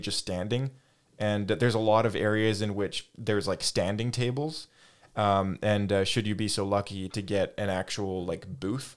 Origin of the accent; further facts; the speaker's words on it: Canada; we're from Canada.